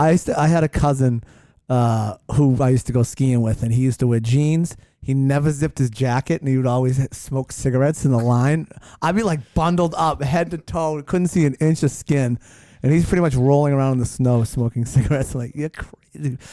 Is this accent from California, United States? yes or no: no; Hanover, Massachusetts, United States; also born or lived in Weymouth, Massachusetts; my family lived in Hanover, but I was born in Weymouth